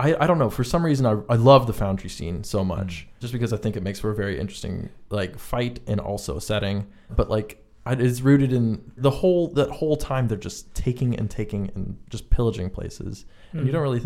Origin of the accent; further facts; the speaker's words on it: United States; I am from America